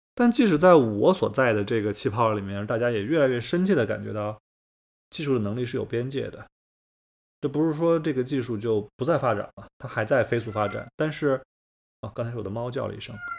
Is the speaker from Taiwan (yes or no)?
no; rural inland China, China; 我小的时候在中国的内陆乡下